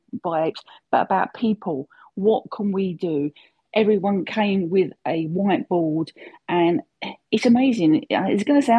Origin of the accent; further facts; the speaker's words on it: United Kingdom; I'm old and I'm British.